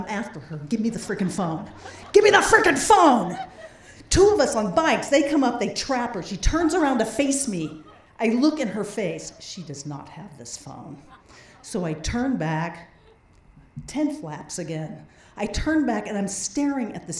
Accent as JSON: {"language": "English", "region": "Idaho", "country": "United States", "said": "We're from Idaho."}